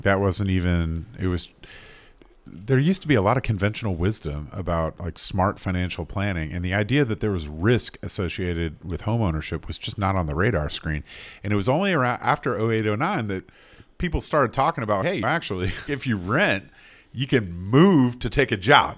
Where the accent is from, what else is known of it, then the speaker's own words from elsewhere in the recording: North Carolina, United States; I'm from North Carolina.